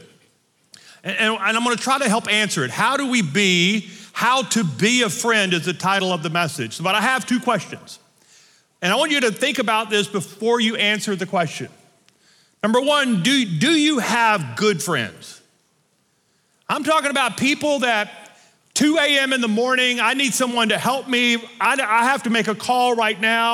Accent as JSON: {"language": "English", "region": "north Louisiana", "country": "United States", "tie": "born or raised there", "moved": "yes", "lives_now": "Colorado, United States", "said": "I was born and raised in Louisiana in the north part"}